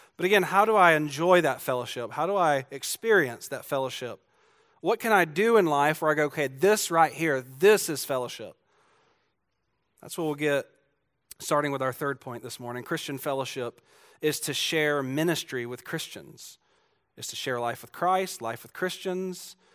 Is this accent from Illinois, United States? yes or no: no; Georgia, United States; I'm from Georgia